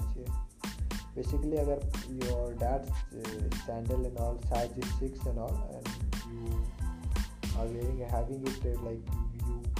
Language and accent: Hindi; Bihar, India; also born or lived in Mumbai / Pune; basically मैं बिहार से हूँ मतलब bot and born of Bihar but right रहा हूँ डिसाइडिंग मुंबई तो पुणे में बहुत जगह रहा